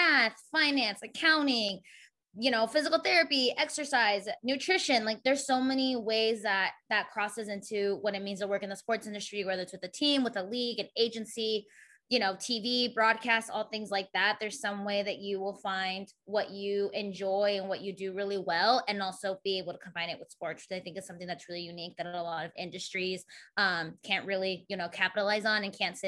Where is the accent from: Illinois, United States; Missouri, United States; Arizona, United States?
Arizona, United States; moved away as an adult; now in Chicago, United States; I'm originally from Arizona. I've been there my whole entire life, except when I moved to Chicago for my job here in September